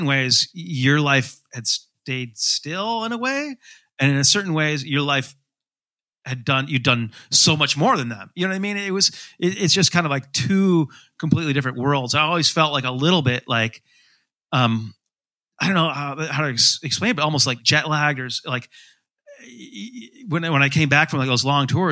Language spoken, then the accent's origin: English; Grand Rapids, Michigan, United States; I grew up in Grand Rapids